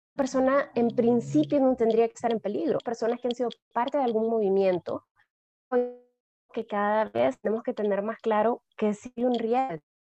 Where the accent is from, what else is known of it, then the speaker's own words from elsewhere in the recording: El Salvador; para mí como salvadoreña